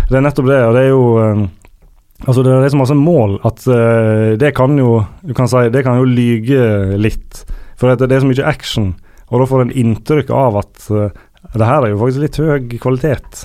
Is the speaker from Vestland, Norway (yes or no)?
yes; Sandane, Vestland, Norway; på Sandane, der jeg er fra